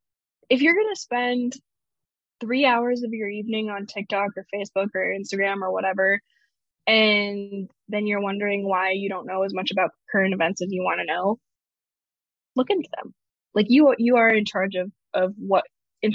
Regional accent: the South, United States; moved away as an adult; now in Israel; growing up for the second part of my childhood, in the South

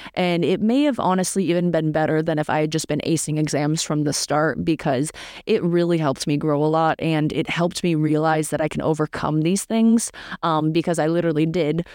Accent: Northeast US, United States; moved away as an adult; also born or lived in Syracuse, New York; I'm from the Northeast U S, which is cold in the winter, and I grew up there for eighteen years

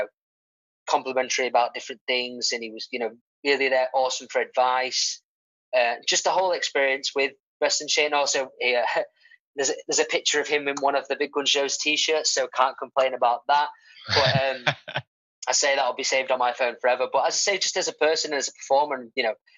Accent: Stockport, North West England, United Kingdom; I'm from Stockport

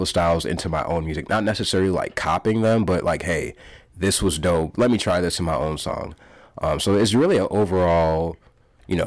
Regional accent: Waterloo, Iowa, United States; also born or lived in Pocatello, Idaho; When I was one or two, moved to Waterloo, Iowa, Cedar Falls

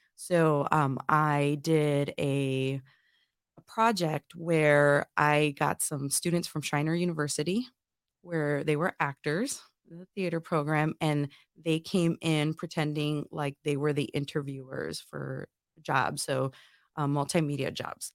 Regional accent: Northwest Indiana, United States; moved away as an adult; I'm originally from Northwest Indiana, real close to Chicago

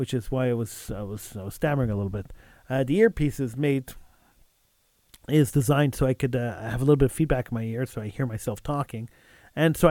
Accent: Quebec, Canada; we are sitting ducks as minorities and as English people

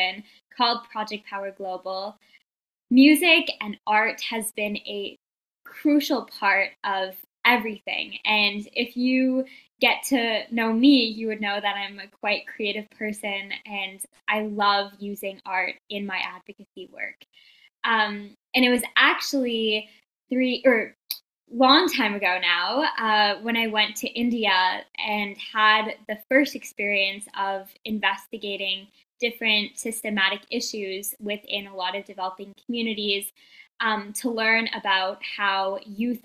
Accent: Toronto, Ontario, Canada; I am from Toronto, Canada

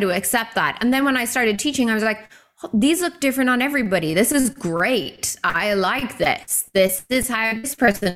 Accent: Ireland; moved away as an adult; now in Vancouver, Canada; Back home in Ireland

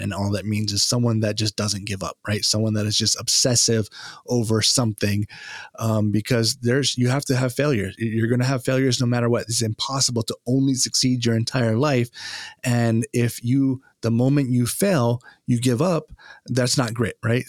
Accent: Hawaii, United States; also born or lived in Japan; now in East Coast, United States; growing up in Hawaii, uh, Japanese is, uh, a language that we learn in school

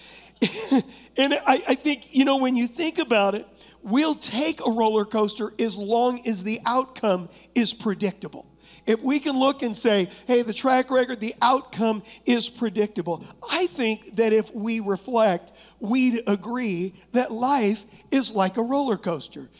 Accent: United States; I am an American

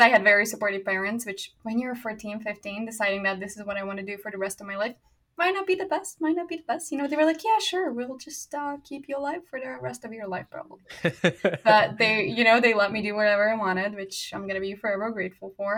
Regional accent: Hungary; first language Hungarian; English is a second language; moved away as an adult; now in Virginia, United States; I grew up speaking Hungarian, so like my mother tongue is Hungarian

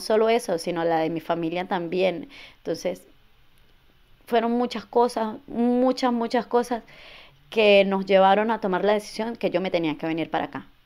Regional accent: Venezuela; moved away as an adult; now in United States; soy inmigrante, soy venezolana. Llegué a este país hace ocho años.

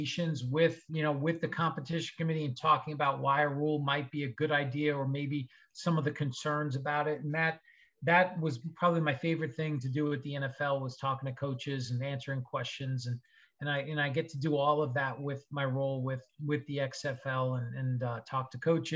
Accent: Long Island, New York, United States; Growing up in Long Island, New York, went to school in New York

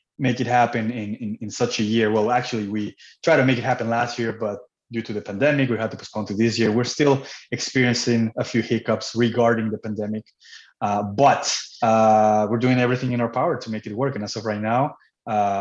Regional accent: Cancun, Quintana Roo, Mexico; moved away as an adult; now in Canada; I was born and raised in Cancun, Mexico. I moved to Canada when I was 19 years old.

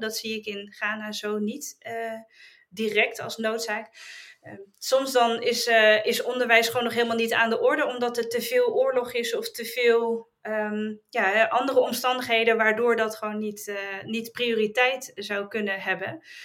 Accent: Netherlands; wij als Nederlanders

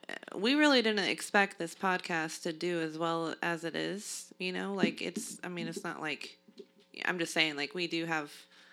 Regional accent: Texas, United States; I was born in Texas.

